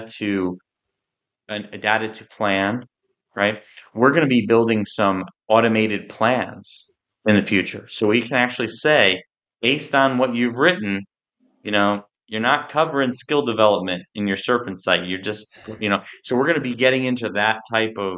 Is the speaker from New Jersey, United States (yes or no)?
yes; New Jersey shore, United States; I grew up on the New Jersey shore